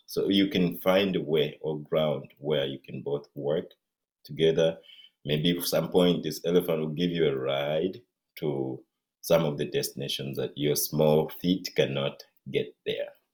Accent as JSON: {"language": "English", "town": "Mbale", "region": "Eastern Region", "country": "Uganda", "moved": "yes", "lives_now": "Seattle, United States", "said": "I come from Uganda and uh, originally from eastern Uganda and Mbale."}